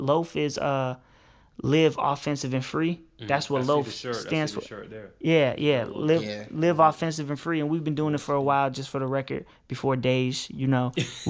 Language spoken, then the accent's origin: English; Park Forest, Illinois, United States; We come from a place, it's Park Forest, it's the south suburbs of Chicago, and it's hard to explain, man. It's not the inner city